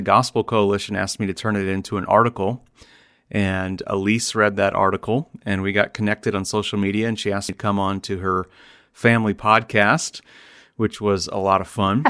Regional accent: Iowa, United States; here in Iowa, my home state

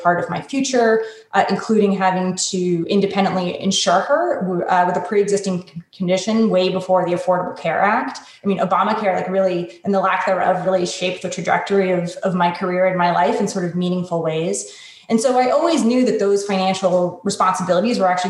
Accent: Connecticut, United States; I grew up in a wealthy suburb of Connecticut with great public schools and white picket fences and all that.

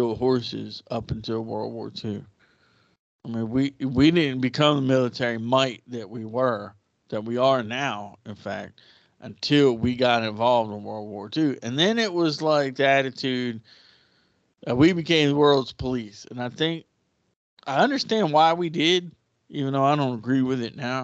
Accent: United States; As an American

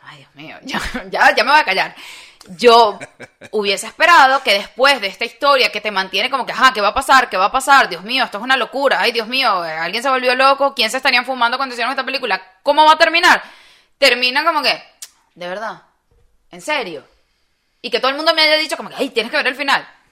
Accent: Venezuela; moved away; nosotros que venimos de Venezuela

